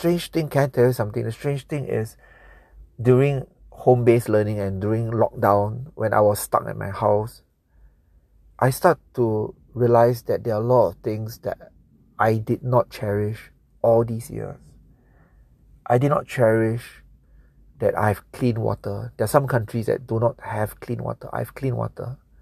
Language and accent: English; Singapore; I'm from Singapore. Singapore